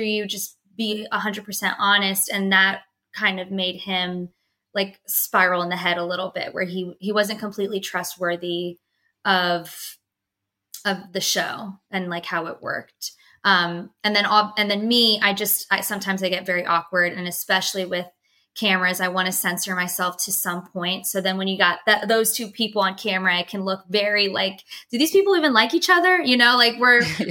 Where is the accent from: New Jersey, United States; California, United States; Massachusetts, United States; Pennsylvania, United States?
Pennsylvania, United States; now in Dallas, United States; I am originally from Pennsylvania, so my parents and my sister are not living in Texas